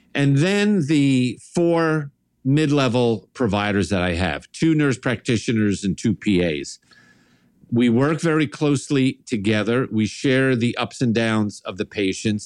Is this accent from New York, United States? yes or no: yes; New York, United States; me growing up in New York, big Italian family, sort of your stereotypic New York Italian family